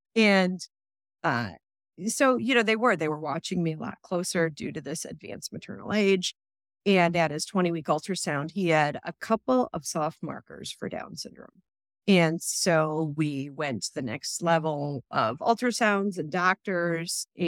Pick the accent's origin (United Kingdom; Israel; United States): United States; Chicago, Illinois; moved away as an adult; now in Ohio, United States; I was born and bred in Chicago